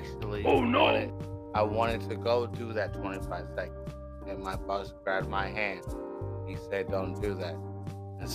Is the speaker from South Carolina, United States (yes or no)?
no; Oakland, California, United States; moved away as an adult; now in New York, United States; I'm from East Oakland, California